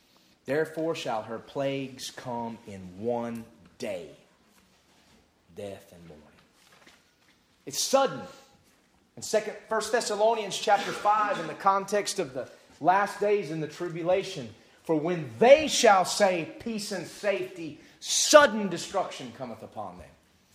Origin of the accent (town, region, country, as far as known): United States